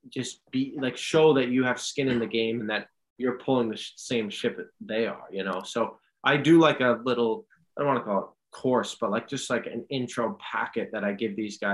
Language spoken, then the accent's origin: English; New York City, New York, United States; also born or lived in Dortmund, Germany; I grew up in New York City